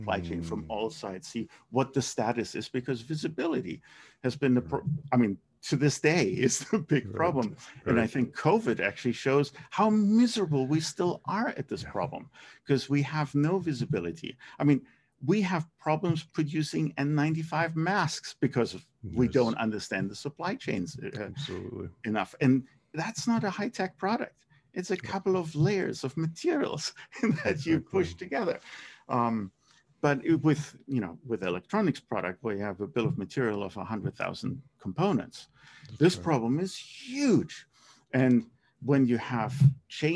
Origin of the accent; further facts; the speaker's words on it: Germany; moved away; my hometown in Germany.